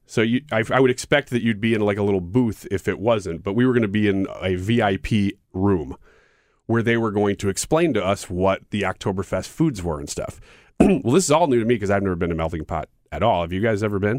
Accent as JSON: {"language": "English", "country": "United States", "said": "as an American"}